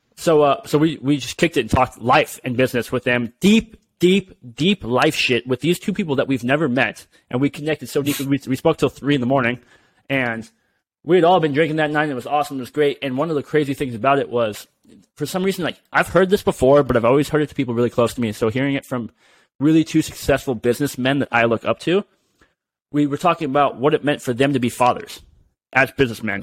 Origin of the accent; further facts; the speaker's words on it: United States; us being being American here